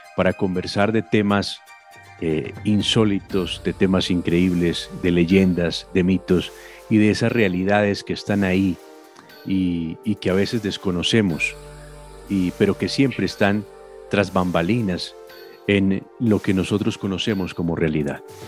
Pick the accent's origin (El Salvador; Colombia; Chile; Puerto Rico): Colombia; nosotros crecimos aquí en Colombia viendo a Cantinflas